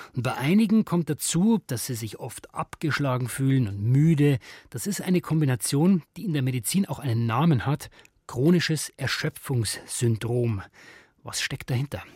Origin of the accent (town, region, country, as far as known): Germany